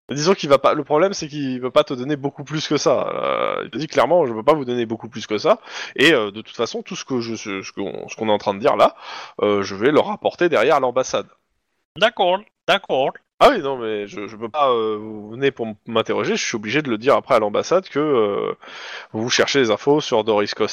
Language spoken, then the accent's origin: French; Russia; now in United States; Je suis d'origine russe et euh, je connaissais déjà des gens en fait.